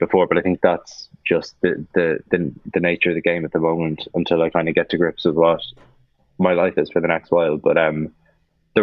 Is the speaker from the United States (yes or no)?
no; Ireland; I love being Irish